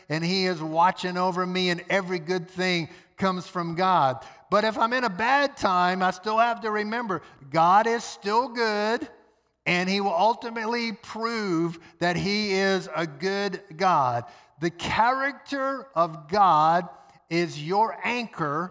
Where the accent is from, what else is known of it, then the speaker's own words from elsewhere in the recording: New Orleans, Louisiana, United States; Hurricane Katrina came sweeping through my hometown, New Orleans